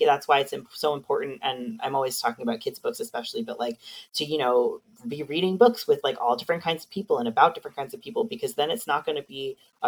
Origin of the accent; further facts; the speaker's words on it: Long Island, New York, United States; now in Canada; I lived in New York City for many years, too. I'm from Long Island